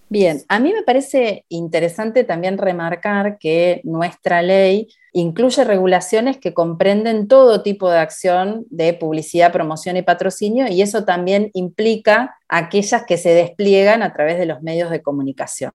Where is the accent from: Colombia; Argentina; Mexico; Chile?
Argentina; en mi país, Argentina